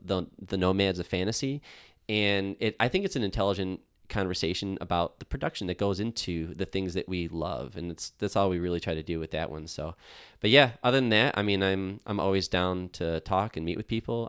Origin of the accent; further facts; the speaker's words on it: Buffalo, New York, United States; I'm from Buffalo. I live in Buffalo.